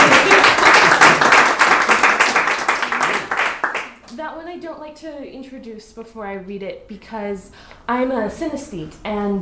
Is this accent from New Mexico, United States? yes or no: yes; New Mexico, United States; now in Ashland, United States; Growing up in New Mexico